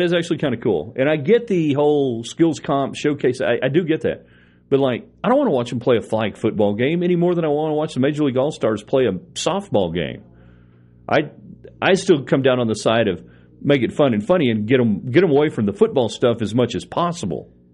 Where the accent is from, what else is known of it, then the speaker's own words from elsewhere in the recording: Palo Duro Canyon area, Texas, United States; growing up in the Emerald Canyon area